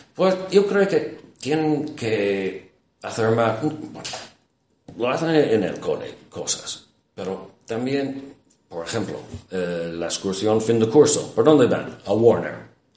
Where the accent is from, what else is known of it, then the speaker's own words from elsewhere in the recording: Ireland; Spanish is a second language; en mi país, en Irlanda